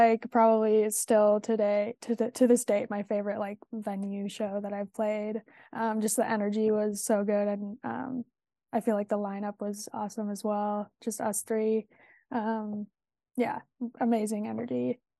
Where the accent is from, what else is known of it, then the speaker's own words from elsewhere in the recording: Madison, Wisconsin, United States; No, I'm actually from Madison, Wisconsin.